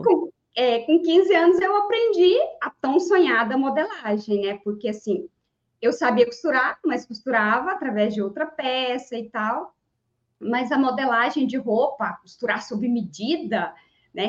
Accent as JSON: {"language": "Portuguese", "town": "Niquelândia", "region": "Goiás", "country": "Brazil", "tie": "born or raised there", "lives_now": "Ceres, Brazil", "said": "Não nasci aqui, mas nasci no, no interior mais longe um pouquinho, na cidade de Niquelândia, é, também aqui em Goiás"}